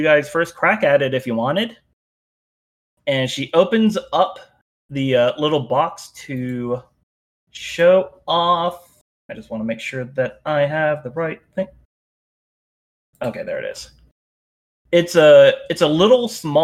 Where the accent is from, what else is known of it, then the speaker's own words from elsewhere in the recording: United States; I'm very American